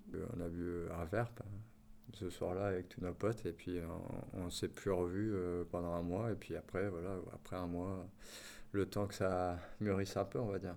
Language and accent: French; Marseille, Provence-Alpes-Côte d'Azur, France; moved away as an adult; now in Lille, France; je suis marseillais, expatrié à Lille depuis 7 ans